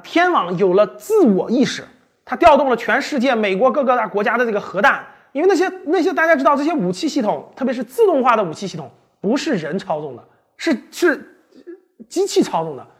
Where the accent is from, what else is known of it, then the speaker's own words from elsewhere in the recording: China; 他呢是还跟我们中国人有点关系是吧？